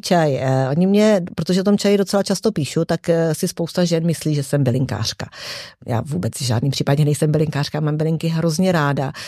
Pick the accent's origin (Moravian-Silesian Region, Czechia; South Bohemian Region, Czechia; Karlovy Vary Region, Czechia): South Bohemian Region, Czechia; České Budějovice; also born or lived in Prague; sice pracuji v Praze, ale jsem z Českých Budějovic